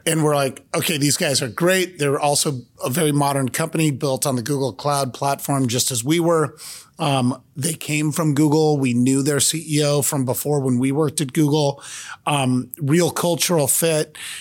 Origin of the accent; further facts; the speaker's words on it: Cupertino, California, United States; born and raised in Cupertino, California.